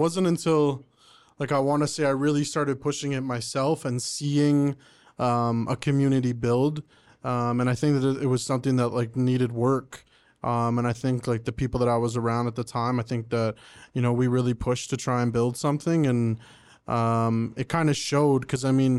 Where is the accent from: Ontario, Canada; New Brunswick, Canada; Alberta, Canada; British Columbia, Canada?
Ontario, Canada; Oshawa; also born or lived in Pickering, Canada; now in Ajax, Canada; I was born and raised in Oshawa. I lived there pretty much my whole life. Until pretty much when my girlfriend got pregnant, and we moved out, just the three of like me and her, and we moved to Pickering at first, and now we're in Ajax now